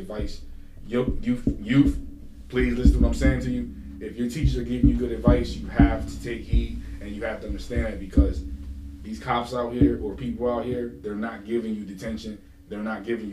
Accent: Wilmington, United States; I'm born and raised in Wilmington

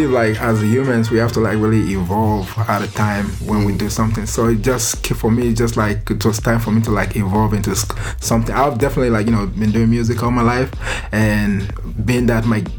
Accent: Nigeria; Like you know, like I'm I'm Nigerian, and I believe like a lot of people don't know about Nigerian culture

